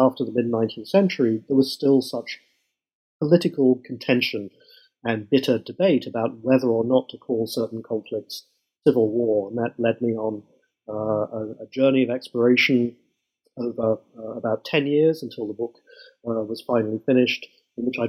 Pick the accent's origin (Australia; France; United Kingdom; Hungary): United Kingdom; moved away as an adult; now in United States; I've done everything I can to keep my original accent. As you might tell, I'm not originally an American, but I come from Britain